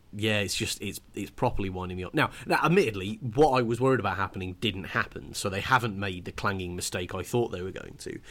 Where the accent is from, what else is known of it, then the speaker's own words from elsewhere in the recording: United Kingdom; because I'm British